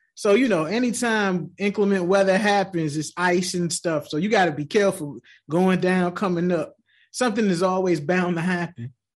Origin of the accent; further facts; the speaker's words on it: Tidewater, Virginia, United States; moved away; I grew up in Tidewater, Virginia